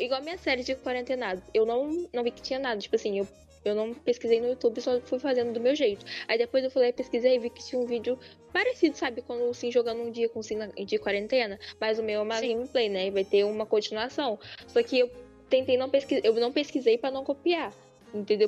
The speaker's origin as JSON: {"language": "Portuguese", "country": "Brazil", "said": "eu sou brasileira"}